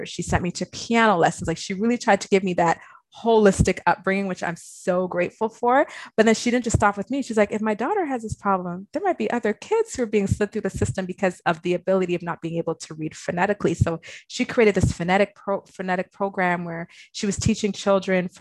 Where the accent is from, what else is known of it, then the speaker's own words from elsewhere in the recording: Toronto, Ontario, Canada; I grew up in Malvern, but I went to Laurier, which is like kind of by Galloway, Morningside area